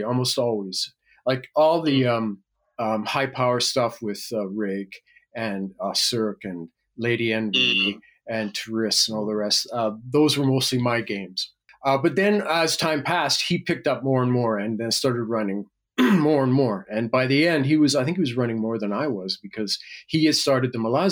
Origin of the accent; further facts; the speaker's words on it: Winnipeg, Manitoba, Canada; moved away as an adult; Winnipeg, Manitoba